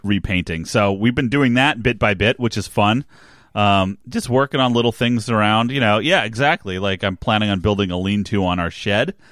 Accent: New Jersey, United States; I grew up in New Jersey

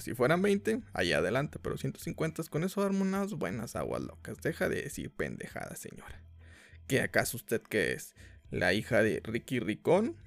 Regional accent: Mexico; aquí somos mexicanos y somos muy religiosos

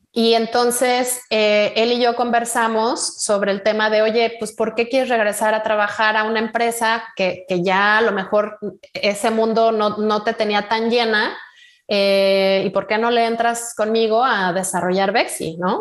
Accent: Morelia, Michoacán, Mexico; moved away; yo soy de Morelia, hace ya unos, unos añitos que, viví mi infancia allá

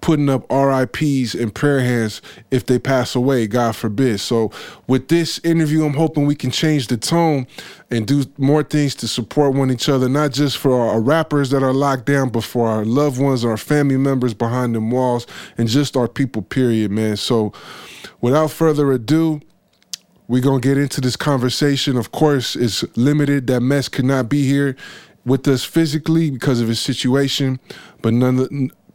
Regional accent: San Francisco, California, United States; I grew up in Frisco.

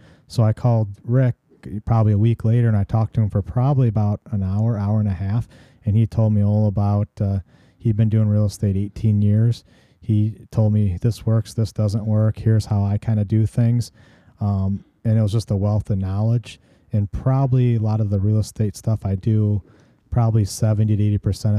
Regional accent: Illinois, United States; so when we lived in Warren, Illinois, because I'm originally from Northwest Illinois, before we moved out to the farm.

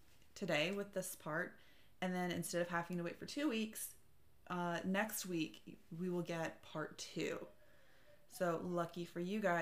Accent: United States; I am American

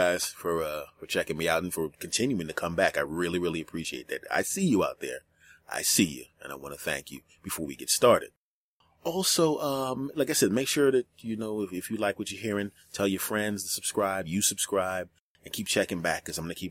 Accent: Philadelphia, Pennsylvania, United States; moved away as an adult; now in Los Angeles, United States; my hometown of Philadelphia

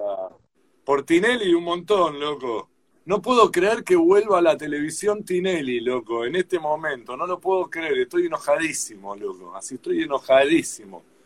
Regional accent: Argentina; Como somos los argentinos

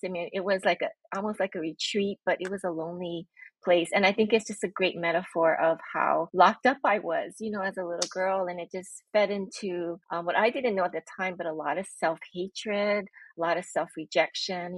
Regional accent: Honolulu, Hawaii, United States; I'm born and raised in Honolulu, Hawaii

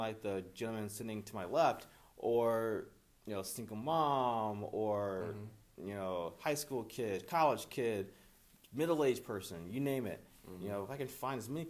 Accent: East Moline, Illinois, United States; I'm Quad City native, born and raised in East Moline

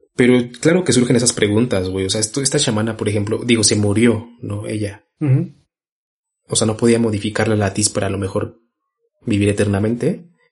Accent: Mexico; como mexicanos y como latinoamericanos

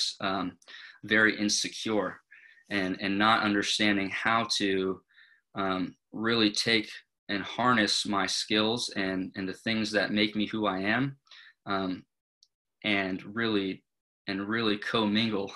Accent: Thousand Oaks, California, United States; I grew up in Thousand Oaks, California

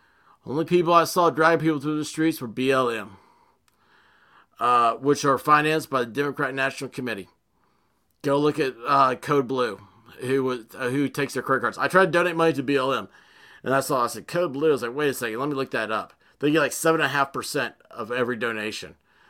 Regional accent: the South, United States; This goes against everything I was picked on my entire life as being a Southerner.

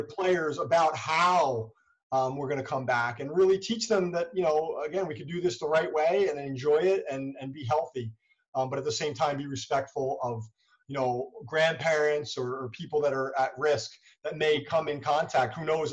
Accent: United States

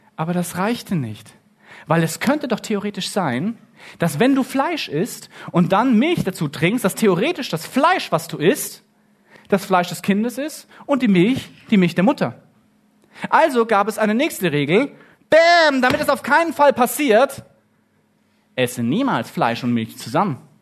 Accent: Germany; ich bin in Deutschland aufgewachsen

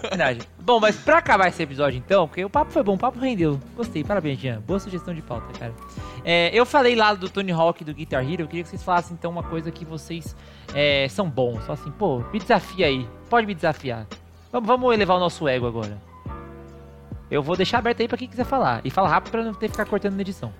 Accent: Brazil; somos brasileiros

